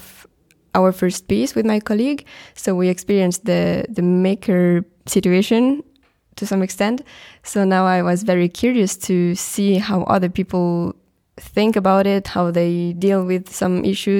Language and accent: English; Switzerland; I'm coming from Switzerland.